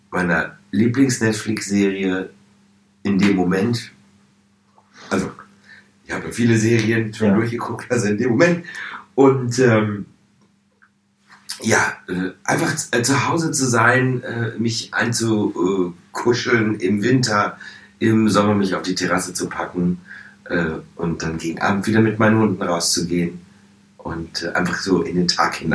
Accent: Hanover, Lower Saxony, Germany; now in Schleswig-Holstein, Germany; ich lebe, ich, ursprünglich komme ich aus Hannover, lebe jetzt aber vor den Toren Hamburg, schon in Schleswig-Holstein.

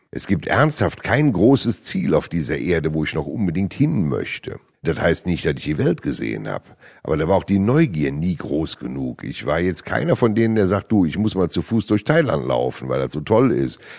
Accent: Rhineland, Germany; Als Rheinländer

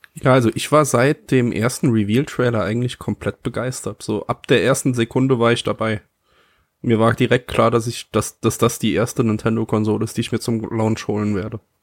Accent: Saarland, Germany; ich bin Saarländer

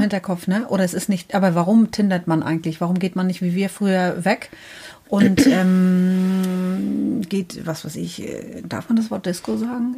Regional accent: Northern Germany, Germany; Wir kommen aus dem Norden Deutschlands

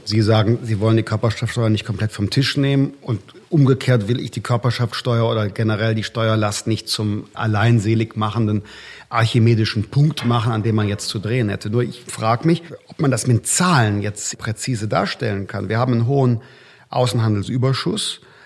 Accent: North Rhine-Westphalia, Germany; ich komme ja aus Nordrhein-Westfalen

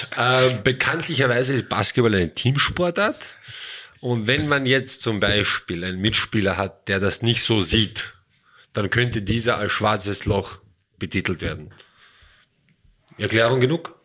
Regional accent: Vienna, Austria; also born or lived in Traiskirchen; now in Wels, Austria; komme ich ursprünglich aus Wien

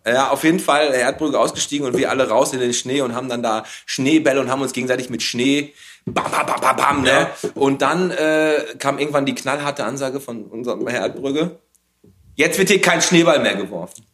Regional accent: Bottrop, North Rhine-Westphalia, Germany; ich bin in Fulmorg aufgewachsen

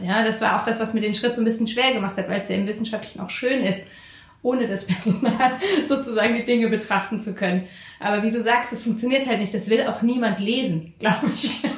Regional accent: Frankfurt, Hesse, Germany; als Frankfurterin

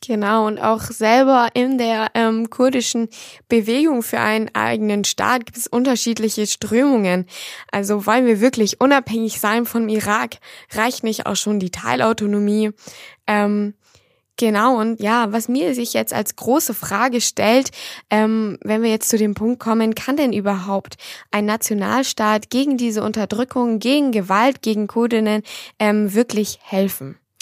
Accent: Germany; als Deutsche, als Europäerin

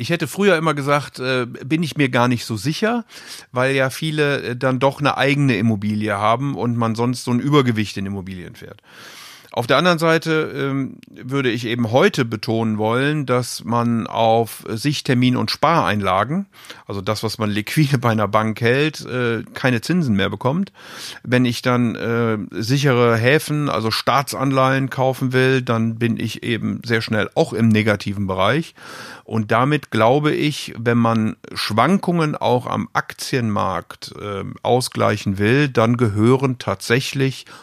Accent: Rhineland, Germany; eher da, wo ich herkomme, nämlich im Rheinland.

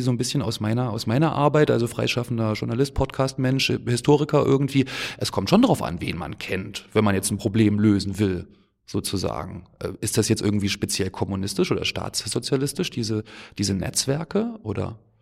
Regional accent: Germany; ich bin geboren in der DDR zum Beispiel, ich war zwei Jahre alt, als das Ganze dann zu Ende war

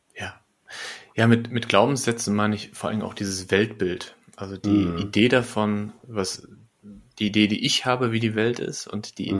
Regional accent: Lippstadt, North Rhine-Westphalia, Germany; also born or lived in Bielefeld; now in Berlin, Germany; in Bielefeld, wo ich lange war, ähm, oder in, in Lippstadt, wo ich geboren bin

